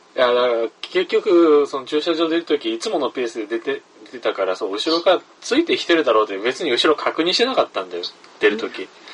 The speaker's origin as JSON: {"language": "Japanese", "region": "Kumamoto", "country": "Japan", "tie": "born or raised there", "moved": "yes", "said": "三人とも地元熊本に帰ってきて"}